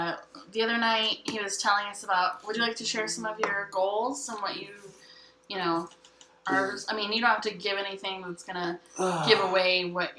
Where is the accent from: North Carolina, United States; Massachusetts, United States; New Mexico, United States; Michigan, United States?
New Mexico, United States; Fort Sumner; I'm from Fort Sumner, New Mexico, where Billy the Kid is buried.